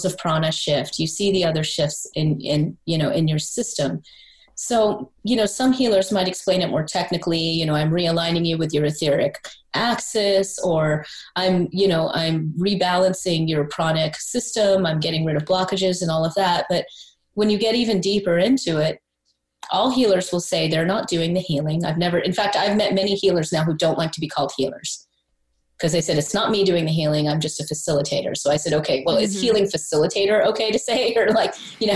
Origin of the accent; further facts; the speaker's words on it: South Carolina, United States; I'm East Indian. I was born in South Carolina. All my friends were Baptist Christian